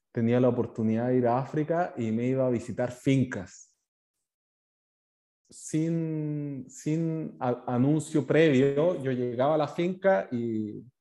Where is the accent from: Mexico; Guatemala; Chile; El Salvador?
Chile; moved away; also born or lived in New Zealand; Yo eh, hace 13 años ya me fui a Nueva Zelanda eh, desde Chile a buscar una, una nueva vida, aprender sobre una nueva cultura, aprender inglés.